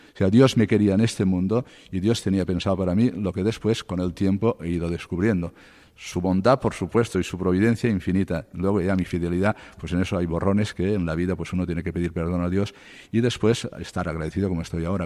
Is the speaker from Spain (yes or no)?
yes; Cocentaina, Valencian Community, Spain; moved away as an adult; also born or lived in Castellón / Murcia; now in Alcalá de Henares, Spain; en mi pueblo, en Cocentaina, provincia de Alicante y diócesis de Valencia